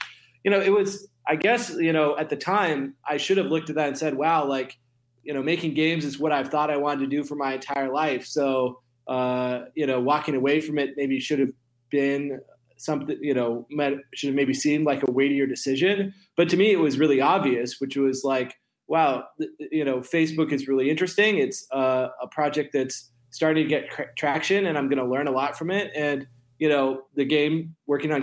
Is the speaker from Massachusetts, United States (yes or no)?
no; Sun Valley, Idaho, United States; moved away as an adult; I grew up in Idaho in a ski resort in the mountains called Sun Valley.